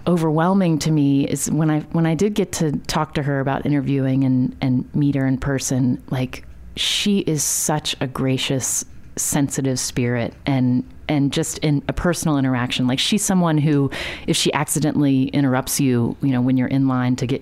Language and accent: English; West Virginia, United States; growing up in West Virginia